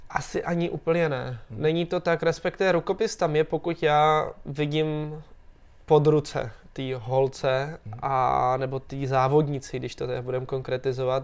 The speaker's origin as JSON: {"language": "Czech", "country": "Czechia", "said": "tady u nás v Čechách"}